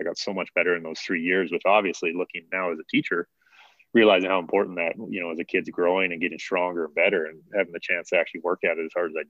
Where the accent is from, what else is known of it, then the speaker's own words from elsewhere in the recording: Redwood Meadows, Alberta, Canada; also born or lived in Airdrie, Alberta; I grew up in Redwood Meadows.